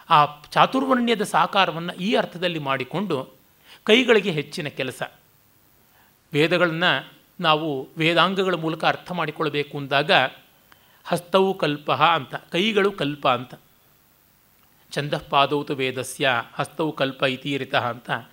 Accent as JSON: {"language": "Kannada", "area": "Kannadiga", "region": "Karnataka", "country": "India", "said": "ನಾನು ಕನ್ನಡಿಗ ವರ್ಣ ಬ್ರಾಹ್ಮಣ ಅಂತಂತಾರೆ ದೇಶ ರ ಭಾರತೀಯ"}